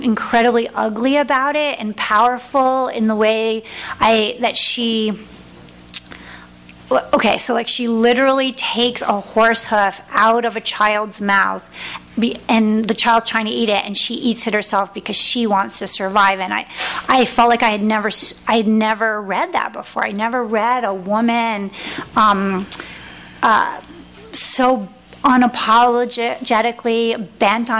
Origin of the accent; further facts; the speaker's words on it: New England, United States; I'm also from New England